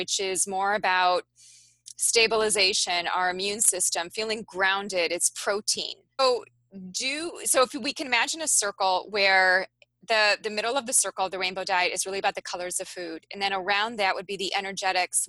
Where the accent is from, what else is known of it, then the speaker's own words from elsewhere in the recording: Midwest of the United States, United States; I'm from the Midwest of the United States